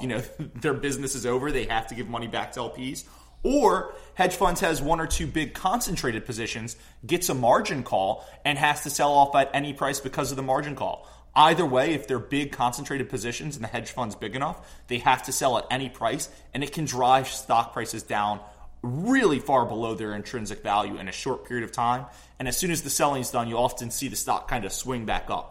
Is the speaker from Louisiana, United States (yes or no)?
yes; New Orleans, Louisiana, United States; I'm from New Orleans